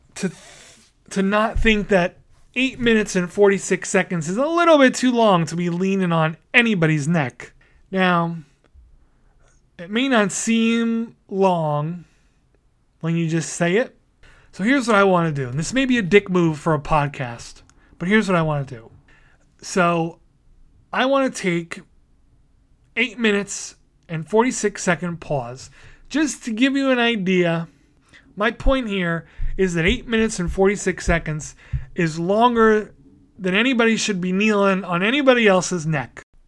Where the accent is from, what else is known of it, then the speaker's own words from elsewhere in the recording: New York City, New York, United States; Staten Island, my hometown